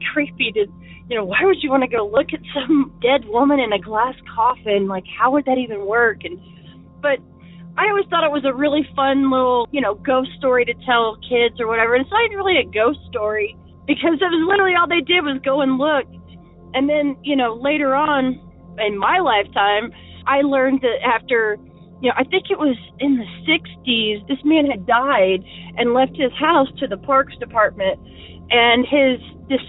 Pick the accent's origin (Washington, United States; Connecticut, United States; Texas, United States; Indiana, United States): Indiana, United States; Indianapolis; I'm from Indianapolis